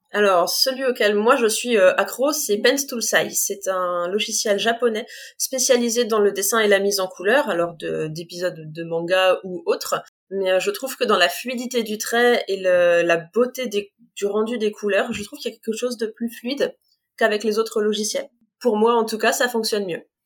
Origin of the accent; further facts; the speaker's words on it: Compiègne, Hauts-de-France, France; also born or lived in near Creil; j'ai grandi à Compiègne, j'habite juste à côté de Creil aujourd'hui.